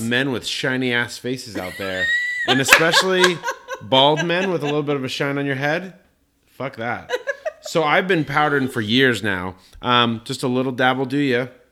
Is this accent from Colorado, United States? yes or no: yes; Colorado Springs, Colorado, United States; I grew up in Colorado Springs, Colorado, biggest evangelical Christian population on the planet